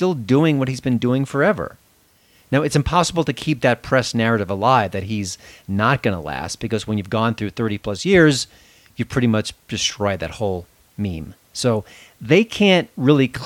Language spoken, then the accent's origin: English; Long Island, New York, United States; I was born in New York City, and I grew up on Long Island